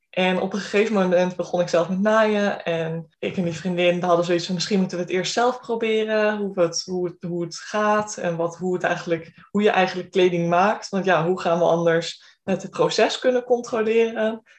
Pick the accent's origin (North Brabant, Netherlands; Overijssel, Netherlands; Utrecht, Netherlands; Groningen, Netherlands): Groningen, Netherlands; ik kom uit Groningen, ik heb hier ook gestudeerd en ehm, ben blijven hangen.